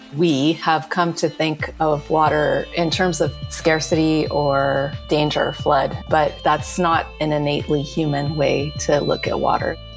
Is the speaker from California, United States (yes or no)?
yes; California, United States; I am from California, and California is a place where almost everyone has some level of obsession with water